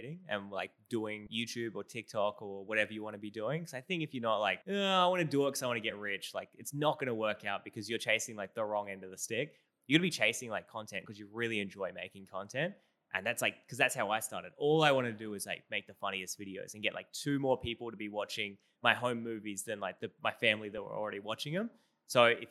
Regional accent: Australia; accent: Australian; my Australian accent

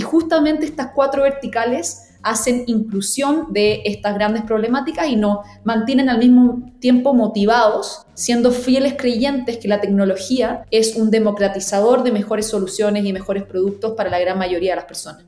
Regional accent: Chile; yo soy chilena

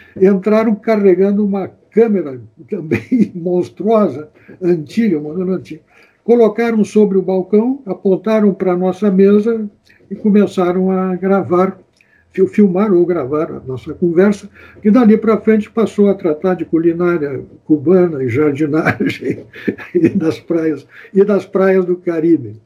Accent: Santana do Livramento, Rio Grande do Sul, Brazil; now in Porto Alegre, Brazil; eu sou de Santana do Livramento, mas desde 1959 eu moro em Porto Alegre

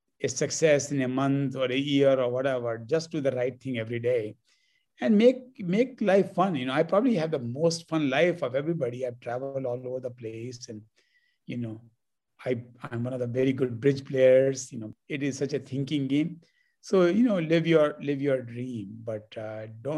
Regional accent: Delhi, India; moved away as an adult; also born or lived in Los Angeles, United States; now in Bay Area, United States; I grew up in Delhi, and I only lived in Delhi

